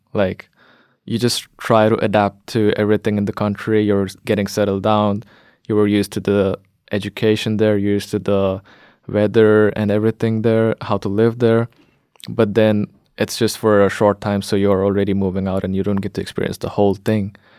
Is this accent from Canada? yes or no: no; India; moved away as an adult; also born or lived in Latvia; now in Norway; I'm from India